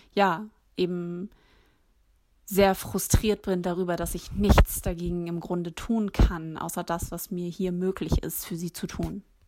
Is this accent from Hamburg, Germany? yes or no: yes; Hamburg, Germany; in Hamburg geboren und aufgewachsen, lebe hier